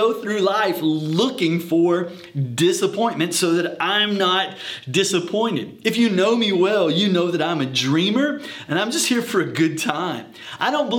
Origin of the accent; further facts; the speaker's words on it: the South, United States; I'm from the South